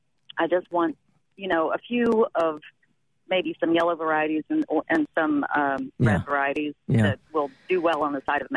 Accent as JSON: {"language": "English", "region": "West Virginia", "country": "United States", "tie": "born or raised there", "moved": "yes", "lives_now": "Huntsville, United States", "said": "I grew up in West Virginia, and I've always had apple trees. And when I moved to Huntsville, Alabama, we live on the side of Montesano facing west."}